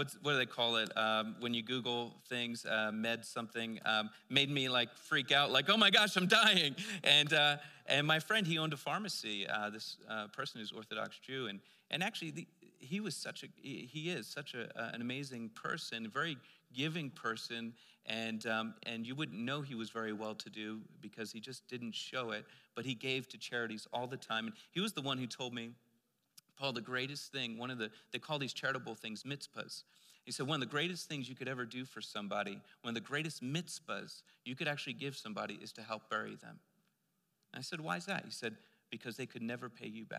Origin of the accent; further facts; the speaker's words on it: Pennsylvania, United States; moved away; I'm from Pennsylvania, and one of the crazy, amazing communities that you'll see out in Lancaster, Pennsylvania, which was close to where I was living